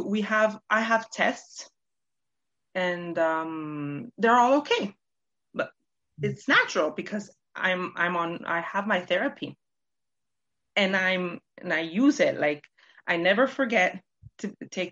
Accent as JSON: {"language": "English", "country": "Canada", "tie": "born or raised there", "also_born_or_lived": "Toronto", "moved": "yes", "lives_now": "Italy", "said": "I was born in Canada"}